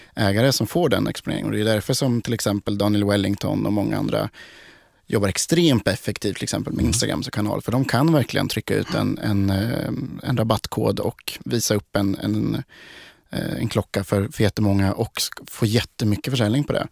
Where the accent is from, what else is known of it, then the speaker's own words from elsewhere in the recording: Sweden; vi i Sverige